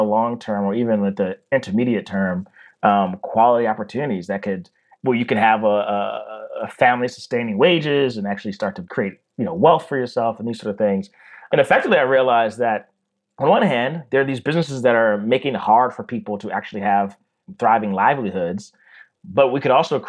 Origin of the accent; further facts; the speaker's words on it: Baltimore, Maryland, United States; I'm from Baltimore, Maryland